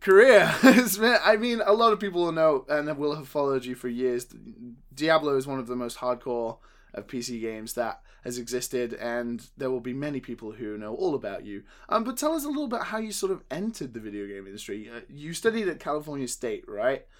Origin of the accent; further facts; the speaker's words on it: United Kingdom; as a Brit